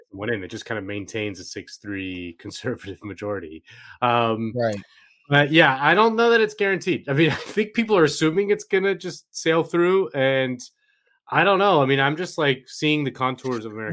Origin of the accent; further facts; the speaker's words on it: Florida, United States; I'm from Florida